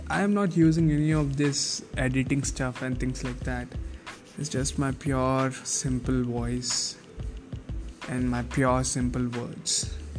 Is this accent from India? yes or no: yes; India; English is a second language; I'm an Indian. English is not my first language, but I like English